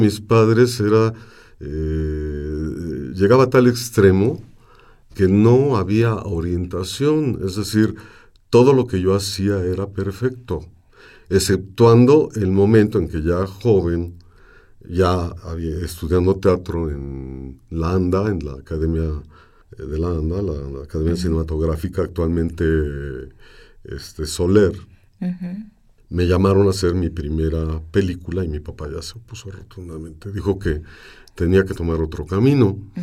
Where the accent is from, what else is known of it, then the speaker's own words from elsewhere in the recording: Mexico City, Mexico; Nací en Santa María la Ribera, en la calle del Álamo, que hoy se llama Mariano Azuela. Y entonces este, crecí entre eh, las gentes del barrio